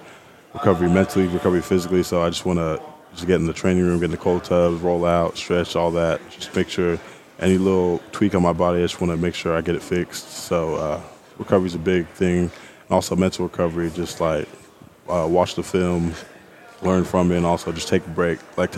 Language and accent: English; Nigeria; I like brisket, but when I'm home because I'm Nigerian, I miss my mom's jollof rice.